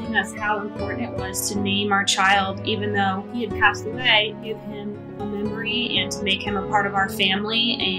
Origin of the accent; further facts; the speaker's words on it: East Coast, United States; I'm originally from the East Coast and I'm part of a military family and we always moved around a lot.